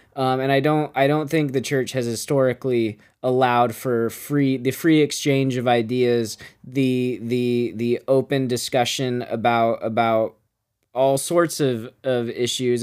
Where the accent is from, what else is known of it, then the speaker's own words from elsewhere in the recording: Bakersfield, California, United States; I grew up in Bakersfield